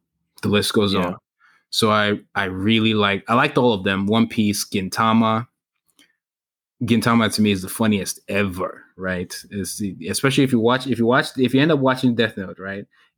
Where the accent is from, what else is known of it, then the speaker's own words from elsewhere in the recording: Nigeria; moved away; growing up in Nigeria